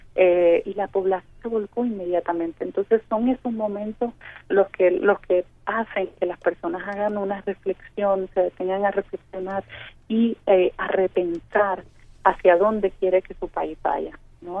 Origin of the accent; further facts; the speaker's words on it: Puerto Rico; usted es puertorriqueño